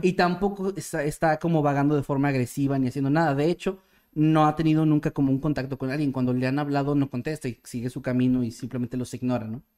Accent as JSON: {"language": "Spanish", "country": "Mexico", "said": "como mexicano"}